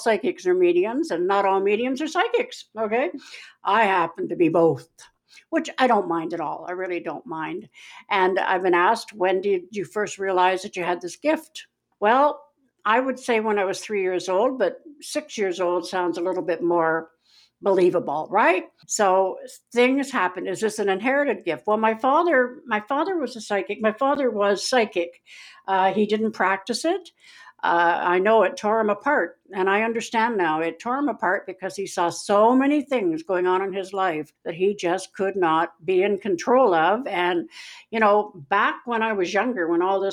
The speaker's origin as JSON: {"language": "English", "town": "Winnipeg", "region": "Manitoba", "country": "Canada", "said": "I'm not really from Missouri, I'm from Winnipeg"}